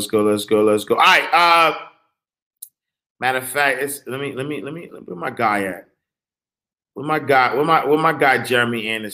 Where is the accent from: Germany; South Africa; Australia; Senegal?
Senegal; By the way, I'm originally from Senegal. Fat shout, Senegal in the building.